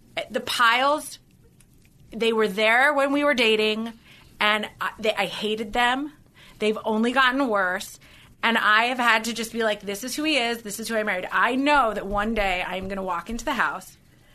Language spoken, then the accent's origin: English; South Africa; So when someone wants to cast me in a movie as the South African, I can only have one line.